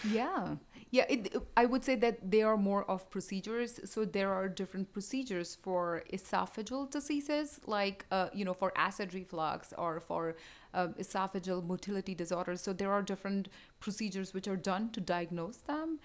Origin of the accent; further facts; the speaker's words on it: India; moved away as an adult; also born or lived in Houston / New York City; now in Rochester, United States; I grew up in India. I did my med school there